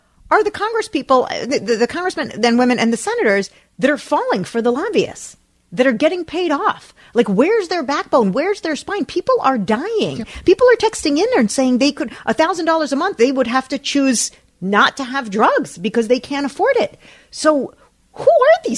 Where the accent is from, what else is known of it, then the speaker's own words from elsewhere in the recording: New Jersey, United States; We grew up in New Jersey.